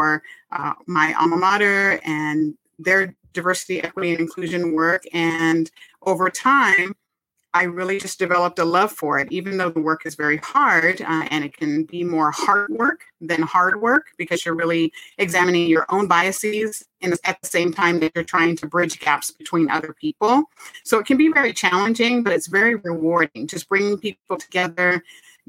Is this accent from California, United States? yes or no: yes; California, United States; I was born and raised in California, where I currently live